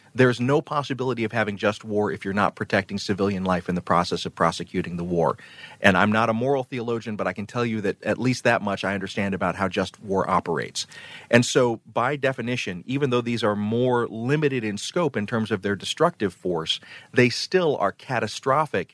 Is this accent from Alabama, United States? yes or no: yes; Phenix City, Alabama, United States; moved away; also born or lived in Columbus, Georgia; I grew up in the Deep South. I grew up in Columbus, Georgia, and Phoenix City, Alabama